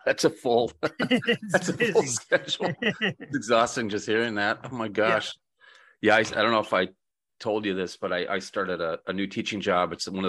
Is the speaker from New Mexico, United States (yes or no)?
no; Buffalo, New York, United States; moved away as an adult; also born or lived in Grand Rapids, Michigan / Miami, Florida; I grew up in Western New York. There's a ton of deer there outside Buffalo. You know, I grew up in the suburbs